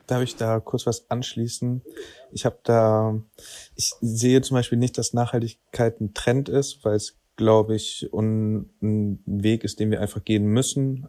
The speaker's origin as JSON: {"language": "German", "town": "Cologne", "region": "North Rhine-Westphalia", "country": "Germany", "said": "wir sind aus Köln"}